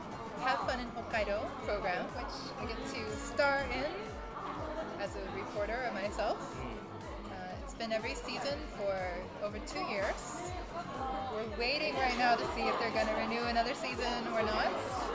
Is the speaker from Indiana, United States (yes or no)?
yes; Indiana, United States; I kind of really lucked out that growing up in Indiana, Central, Midwest America, I feel I don't really have any strong accent.